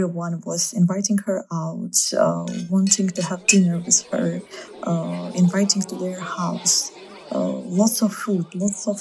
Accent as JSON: {"language": "English", "town": "Baku", "country": "Azerbaijan", "first_language": "Russian", "second_language": "English", "moved": "as an adult", "lives_now": "Moscow, Russia", "said": "I'm from Baku, Azerbaijan. It's the capital."}